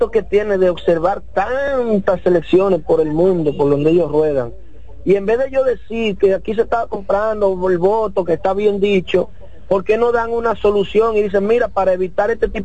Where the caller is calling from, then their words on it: Jarabacoa, La Vega, Dominican Republic; de Jarabacoa y yo quiero denunciar algo que está pasando aquí.